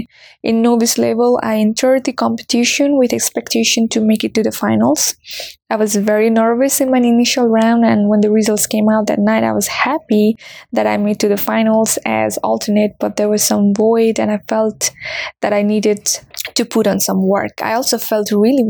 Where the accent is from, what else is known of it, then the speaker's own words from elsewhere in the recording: Nepal; moved away as an adult; now in Washington, DC, United States; I'm from Nepal and I have been living in DC since 2019